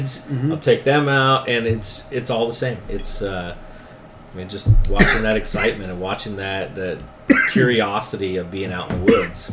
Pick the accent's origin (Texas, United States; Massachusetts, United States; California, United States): California, United States; Stockton; I grew up in Stockton, California